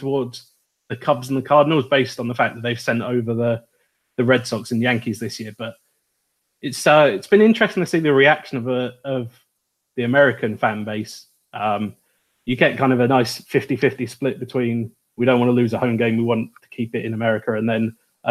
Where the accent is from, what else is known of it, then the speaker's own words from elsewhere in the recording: United Kingdom; accent: British; everyone can guess by my accent